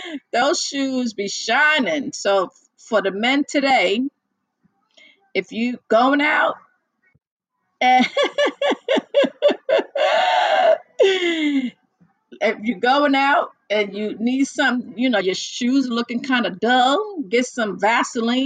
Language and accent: English; United States; I am from the US, the US of good A, USA